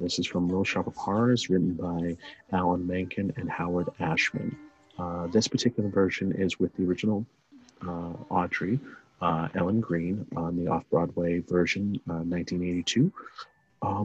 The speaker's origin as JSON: {"language": "English", "country": "Guatemala", "said": "I'm not from Argentina, but I'm from Guatemala"}